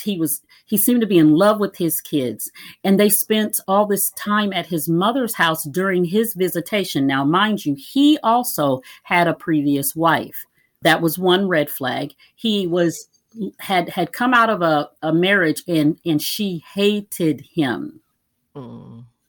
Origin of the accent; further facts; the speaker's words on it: Minnesota, United States; also born or lived in Iowa; now in Kansas City, United States; I'm originally from Iowa and finished growing up in Minnesota